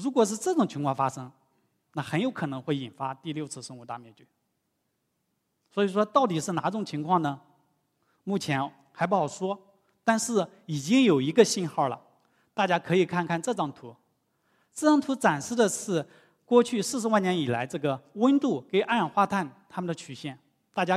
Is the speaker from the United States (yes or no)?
no; Shanghai, China; 但是我们上海人应该比较愿意啊。到时候海平面再下降，我们就有更多的土地来建房子了。